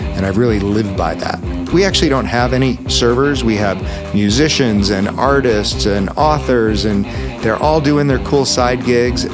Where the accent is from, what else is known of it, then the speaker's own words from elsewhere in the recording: Buffalo, New York, United States; moved away as an adult; also born or lived in Aspen, Colorado; I grew up in Buffalo, New York